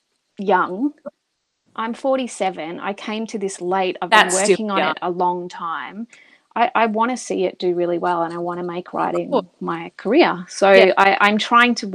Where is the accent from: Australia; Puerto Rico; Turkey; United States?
Australia; we're both Australian